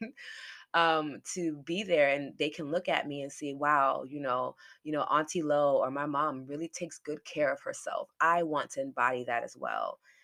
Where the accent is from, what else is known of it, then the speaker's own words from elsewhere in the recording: New York City, New York, United States; I was born in New York